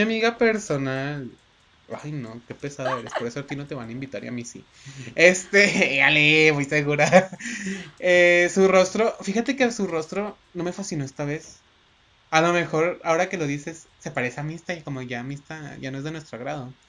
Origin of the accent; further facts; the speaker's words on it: Mexico; Aquí en nuestro México querido adorado